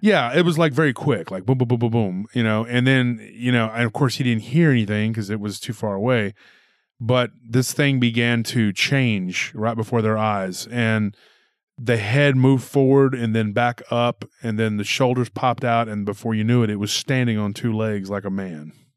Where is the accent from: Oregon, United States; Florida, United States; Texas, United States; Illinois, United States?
Texas, United States; my home state